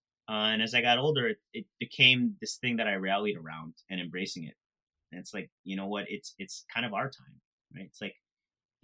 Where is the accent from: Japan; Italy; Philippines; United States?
Philippines; Even though I'm Filipino and shrimp paste is such a big deal to me.